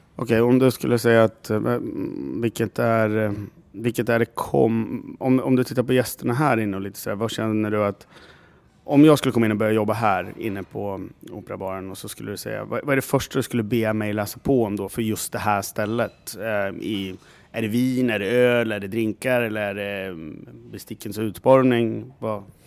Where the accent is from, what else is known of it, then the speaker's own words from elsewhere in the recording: Gävle, Gävleborg County, Sweden; jag kommer från Gävle. Som Gävlebo